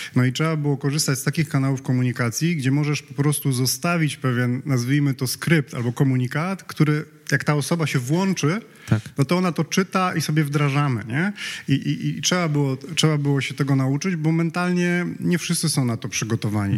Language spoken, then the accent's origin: Polish; Poland; jesteśmy z Polski